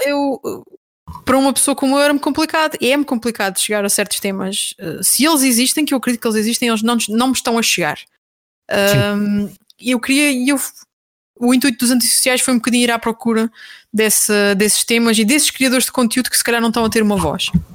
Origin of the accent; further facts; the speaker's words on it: Terceira Island, Azores, Portugal; moved away as an adult; now in Lisbon, Portugal; eu sou açoriana, eh, nasci na Ilha Terceira